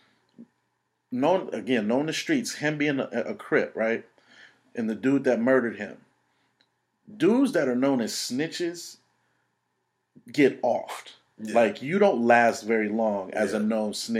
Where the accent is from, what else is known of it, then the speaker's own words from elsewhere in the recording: Oakland, California, United States; I grew up in East Oakland.